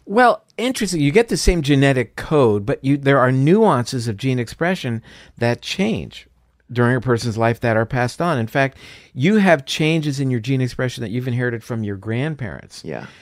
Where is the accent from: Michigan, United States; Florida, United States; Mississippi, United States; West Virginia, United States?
Florida, United States; I'm from Florida, so uh, orange juice is a big thing there